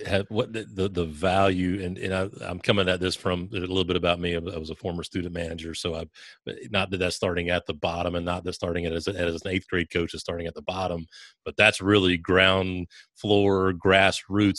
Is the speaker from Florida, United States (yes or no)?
no; South Carolina, United States; I'm from South Carolina.